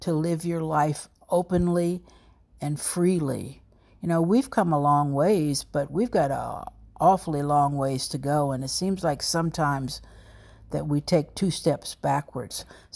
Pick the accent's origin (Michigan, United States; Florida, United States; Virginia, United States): Virginia, United States; Alexandria; moved away as an adult; also born or lived in New York City; I was born in Alexandria, Virginia, down in Old Town to a single mother. I lived there until I graduated from high school